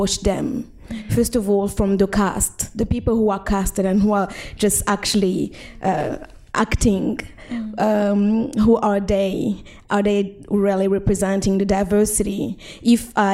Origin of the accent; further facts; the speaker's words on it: Burundi; now in Australia; I'm from Burundi